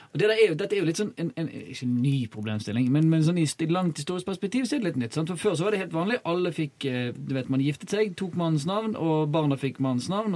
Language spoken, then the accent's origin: Norwegian; Bergen, Vestland, Norway; jeg er bergenser